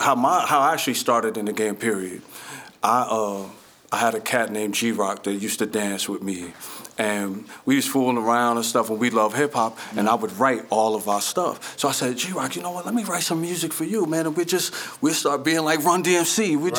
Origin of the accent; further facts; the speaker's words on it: Paterson, New Jersey, United States; I'm from Patterson.